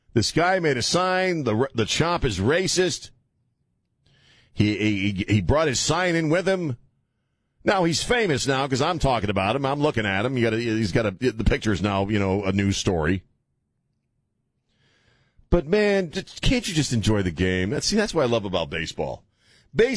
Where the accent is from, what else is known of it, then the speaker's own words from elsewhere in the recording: United States; I grew up in Redskins country